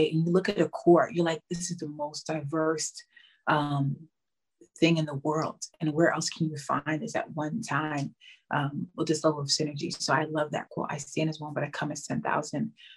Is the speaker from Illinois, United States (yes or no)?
no; New York City, New York, United States; moved away as an adult; now in Spain; growing up in New York City, a huge melting pot